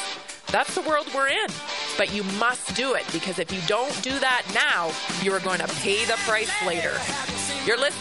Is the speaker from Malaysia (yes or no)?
no; Vancouver Island, British Columbia, Canada; I grew up on Vancouver Island, and I was forest bathing every day to and from school